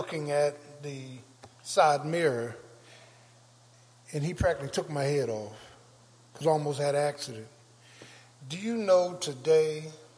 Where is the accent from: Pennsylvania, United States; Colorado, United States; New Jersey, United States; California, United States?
Pennsylvania, United States; Philadelphia; I grew up in South Philly